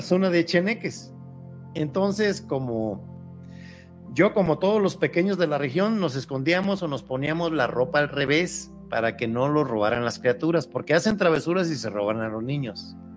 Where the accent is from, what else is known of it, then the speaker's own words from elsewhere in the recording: Papantla, Veracruz, Mexico; de donde yo soy originario, muy cerca de las ruinas de Papantla